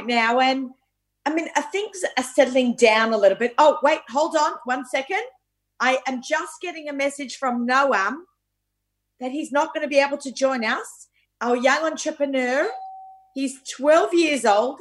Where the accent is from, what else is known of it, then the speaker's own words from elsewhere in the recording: Australia; moved away; I grew up in Australia with my mother